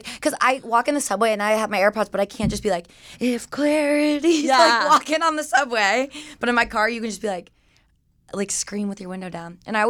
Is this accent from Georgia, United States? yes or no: yes; Georgia, United States; moved away; I grew up in Georgia. Mm-hmm. I always like tell people like Atlanta, but it's like 20, 30 minutes north of Atlanta.